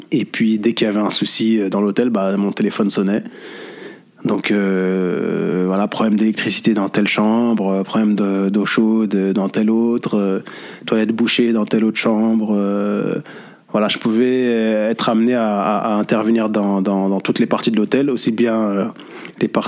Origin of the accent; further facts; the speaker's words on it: Paris, Île-de-France, France; now in Saint-Denis, France; j'ai bientôt 36 ans. Mm-hmm. je suis né à Paris, dans le 13e arrondissement, j'ai grandi dans le 13e arrondissement. Aujourd'hui, je vis à Saint-Denis depuis maintenant 5 ans. je suis d'origine Verdienne de par mon père et de la Martinique de par ma mère.